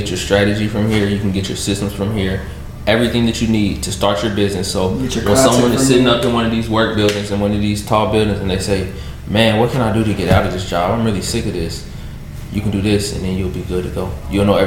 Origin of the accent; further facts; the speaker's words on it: Louisville, Kentucky, United States; I'm from Louisville, so I'm from Louisville.